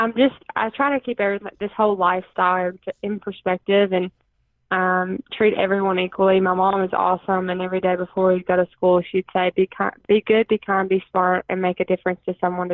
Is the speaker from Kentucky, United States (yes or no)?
yes; Princeton, Kentucky, United States; my hometown's really supportive